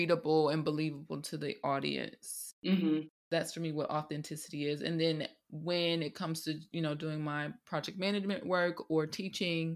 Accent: Atlanta, Georgia, United States; now in London, United Kingdom; originally from Atlanta, Georgia in the States, and now living in London, England.

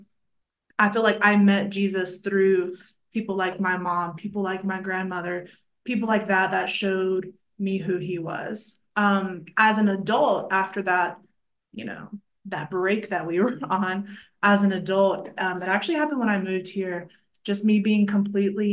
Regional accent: a small town in North Carolina, United States; also born or lived in Raleigh, North Carolina; I'm from a really small town in North Carolina, but I just tell people I'm from Raleigh because that's where I lived as an adult

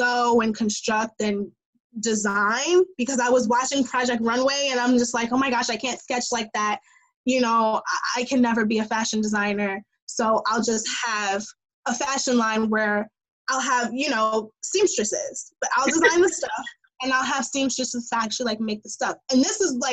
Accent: New York City, New York, United States; as a New Yorker

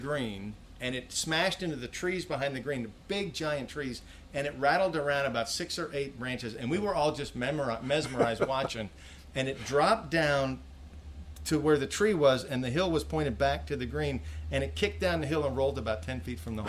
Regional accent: Sayville, New York, United States; now in Florida, United States; I grew up on Long Island in Sayville, where you were pastoring

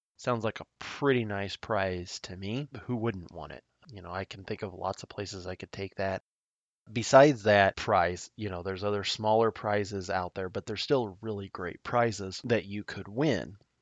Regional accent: Nebraska, United States; my home state of Nebraska

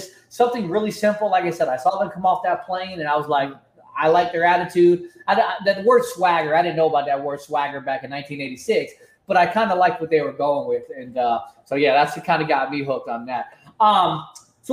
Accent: South Florida, United States; also born or lived in New York; I was born in New York. I moved down to South Florida when I was like 5 years old.

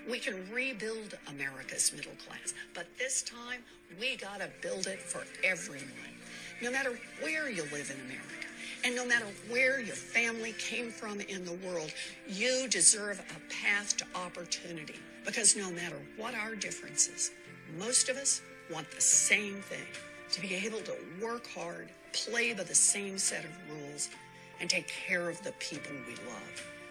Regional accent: Oklahoma, United States; Growing up in Oklahoma

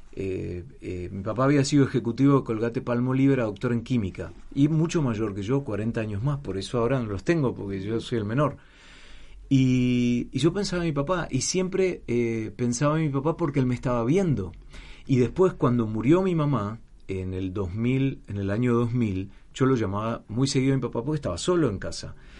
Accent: Argentina; moved away as an adult; also born or lived in Mar del Plata / Atlanta, United States; había nacido, crecido y desarrollado todo en Argentina hasta los 30 años que me fui hace 27 años

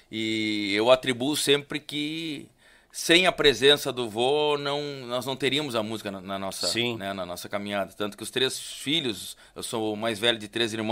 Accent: Pelotas, Rio Grande do Sul, Brazil; eu sou natural de Pelotas

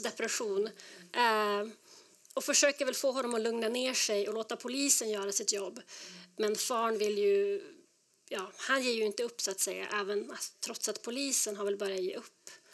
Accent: Skellefteå, Västerbotten County, Sweden; moved away as an adult; now in Denver, United States; jag är född och uppvuxen i, i Nordsverige

